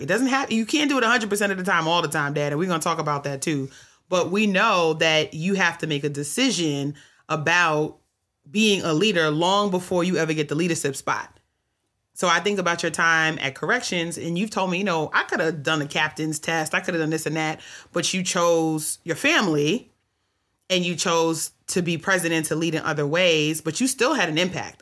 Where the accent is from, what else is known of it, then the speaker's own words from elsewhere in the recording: New York City, New York, United States; in New York City where I grew up